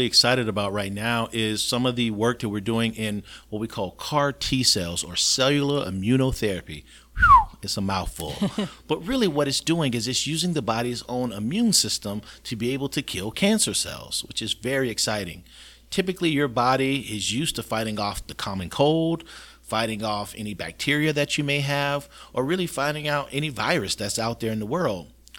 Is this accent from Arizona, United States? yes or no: no; Florida, United States; Yeah, so this is my community. The people who I treat are people I grew up with, people I went to school